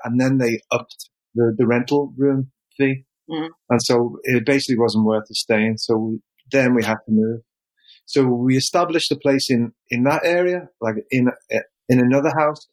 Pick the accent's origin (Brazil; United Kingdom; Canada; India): United Kingdom; Liverpool, North West England; moved away as an adult; now in Japan; I came from Liverpool. Um, I was penniless in Liverpool, couldn't get a job